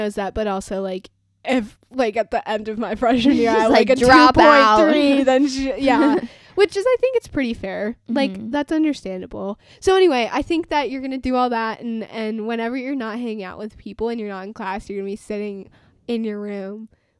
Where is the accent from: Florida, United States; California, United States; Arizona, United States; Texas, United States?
Arizona, United States; We're doing this over the phone. I'm from Arizona.